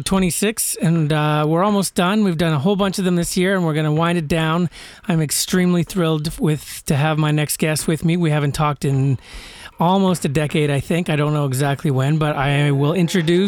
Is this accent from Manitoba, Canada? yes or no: yes; Winnipeg, Manitoba, Canada; moved away; also born or lived in Vancouver; And I was from Winnipeg.